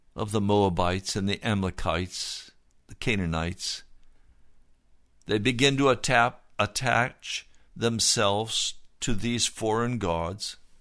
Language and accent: English; Denver, Colorado, United States; Denver is my home city. I was born in Denver. I've always considered Denver to be my home